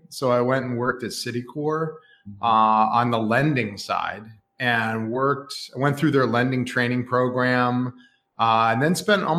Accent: Lexington, Massachusetts, United States; I actually grew up just outside of Boston in Lexington, Mass.

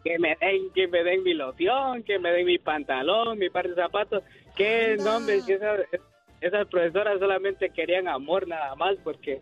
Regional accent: Honduras; Yo soy de un pueblo que sea, de una pequeña ciudad que se llama Cotepeque, Honduras, de Honduras

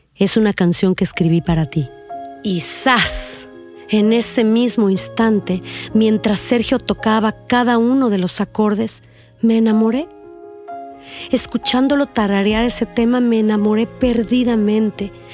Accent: Reynosa, Tamaulipas, Mexico; also born or lived in Mexico City; Nací en la Ciudad de México el 23 de diciembre de 1969, pero me considero de Reynosa, Tamaulipas, donde pasé los primeros años de mi vida

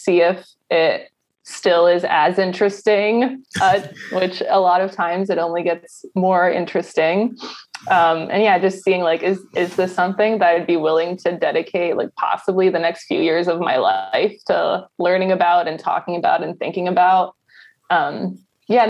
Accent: Ellicott City, Maryland, United States; I grew up in Ellicott City

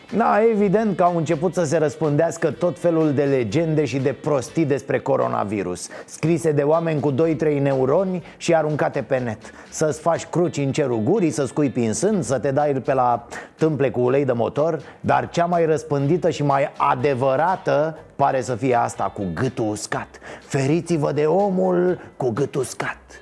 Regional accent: Romania; ca român

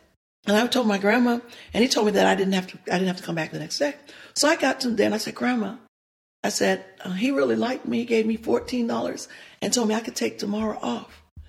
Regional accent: the South, United States; one of the things growing up in the South that I always yearned and always desired was to have a daddy.

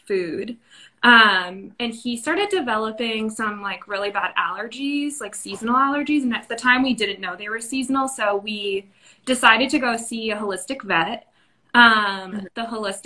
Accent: New England, United States; moved away as an adult; now in San Diego, United States; I am from New England, and I recently moved to San Diego probably 6 years ago

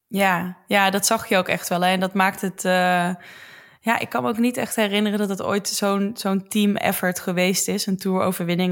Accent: Roosendaal, North Brabant, Netherlands; Dat is een dorpje naast Roosendaal waar ik vandaan kom

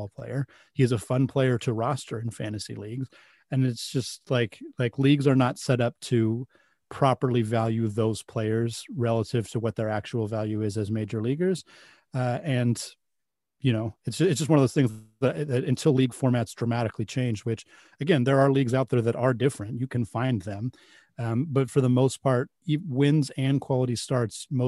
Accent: Pacific Northwest, United States; I grew up in the Pacific Northwest, so I've always been a Mariners fan

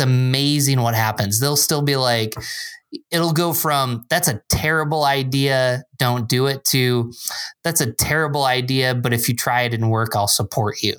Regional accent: Binghamton, New York, United States; moved away as an adult; also born or lived in Endicott, New York / Philadelphia, Pennsylvania; now in Rochester, United States; I grew up in Binghamton, which is about three hours south.

